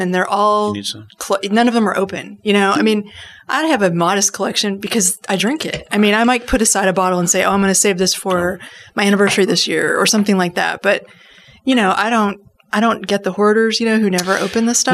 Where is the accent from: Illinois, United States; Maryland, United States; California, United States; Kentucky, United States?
Kentucky, United States; I put on the accent of my native people and I said, Well, if it makes a difference, I'm from Kentucky